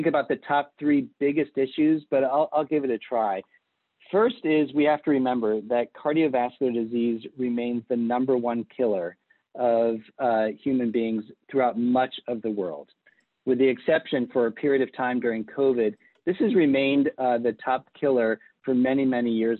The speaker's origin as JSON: {"language": "English", "town": "Palm Beach", "region": "Florida", "country": "United States", "tie": "born or raised there", "also_born_or_lived": "Boston, Massachusetts / Lebanon, New Hampshire / Michigan / Atlanta, Georgia", "moved": "as an adult", "said": "I was actually born and raised in Palm Beach, Florida, a small town on the East Coast"}